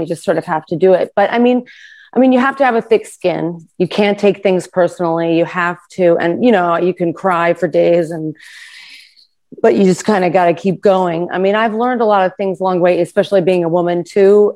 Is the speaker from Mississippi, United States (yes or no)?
no; New York, United States; I also grew up in New York